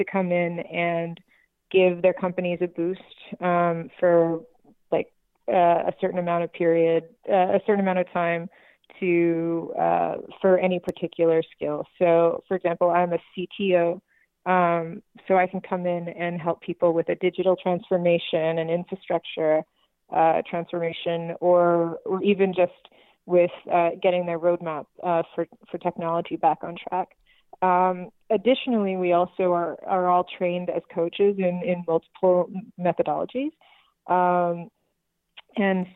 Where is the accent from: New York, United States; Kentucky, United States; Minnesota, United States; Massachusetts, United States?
New York, United States; New York City; now in Las Vegas, United States; I grew up in New York City in the 70s